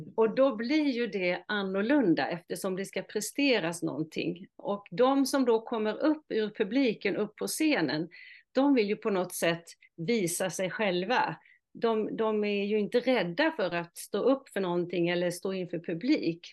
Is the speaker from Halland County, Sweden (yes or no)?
yes; Halland County, Sweden; accent: mix of Halland and Småland dialect; also born or lived in Oskarshamn, Småland; now in Norrtälje, Sweden; min start är ju att jag är född i Halland, vilket eh, förklarar min eh, dialekt lite grann. Och sen har jag bott i Småland, i Oskarshamn, i 25 år, så jag har en blandning av halländska och småländska